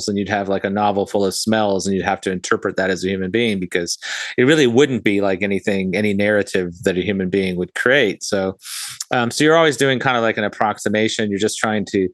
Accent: Fiji; now in North Florida, United States; I grew up in Fiji, which was definitely a tropical paradise.

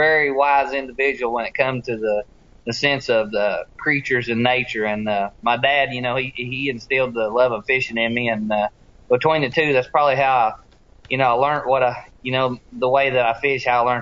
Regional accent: Tennessee, United States; growing up on the Tennessee River

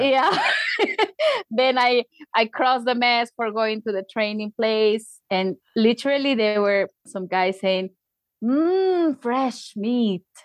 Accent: Tacna, Peru; English is a second language; now in Arequipa, Peru; I am from Tacna, which is in the border with Chile in the south

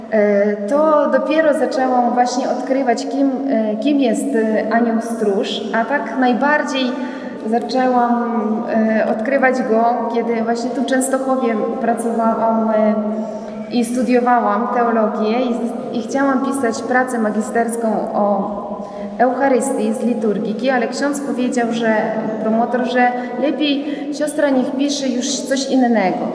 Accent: Ukraine; Pochodzę z Ukrainy, z polskiej rodziny.

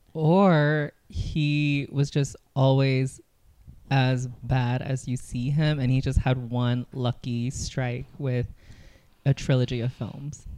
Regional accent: California, United States; growing up in California

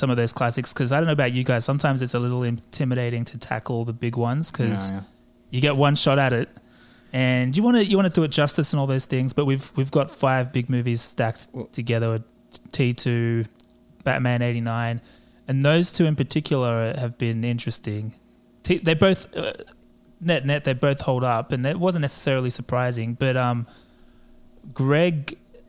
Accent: Australia; I'm an Australian, as you may have been able to tell, not English or New Zealander

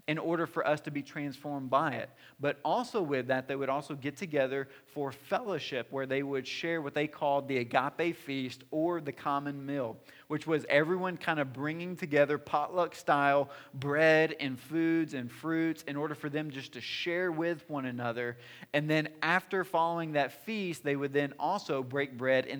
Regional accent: the South, United States; moved away; I'm from the South

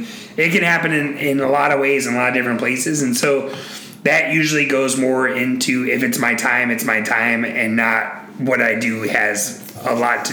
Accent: United States; as an American

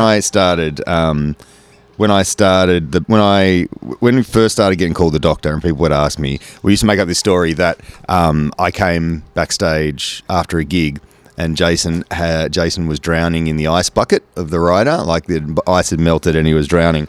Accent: Engadine, New South Wales, Australia; also born or lived in Kurnell; I grew up in Engadine

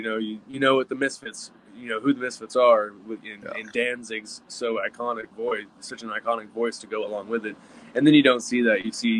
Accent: Dallas, Texas, United States; I grew up in South Dallas, where if you know anything about Dallas, South Dallas is probably the worst place you can go. But I also grew up in Deep Ellum as a mosh pit kid.

